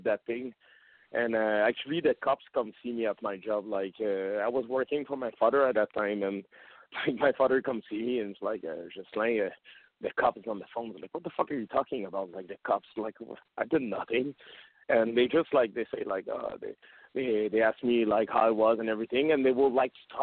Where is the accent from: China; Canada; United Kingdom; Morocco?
Canada; English is a second language; we're from Canada